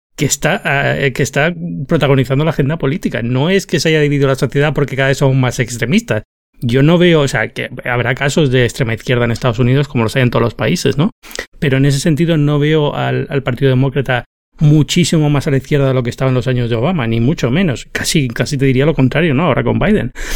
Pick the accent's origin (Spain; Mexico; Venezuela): Spain; moved away as an adult; now in United States; vengo de España